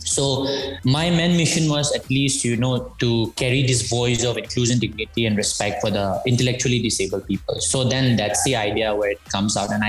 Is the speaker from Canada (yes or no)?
no; Manipur, India; yeah, we lie with the border of Myanmar. So it's like comparatively like called Northeast of India. So I'm from Manipur.